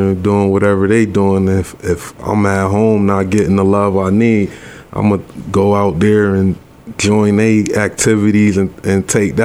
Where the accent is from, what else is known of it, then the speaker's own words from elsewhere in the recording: Rochester, New York, United States; I was born and raised here right in Rochester, New York. Grew up in the 19th Ward on the west side around the Thurston area